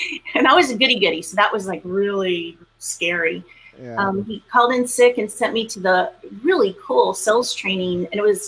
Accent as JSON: {"language": "English", "town": "Arlington", "region": "Texas", "country": "United States", "tie": "born or raised there", "also_born_or_lived": "Hanover, Pennsylvania", "said": "I'm a Texas girl. I was raised in Texas and specifically grew up in Arlington, Texas"}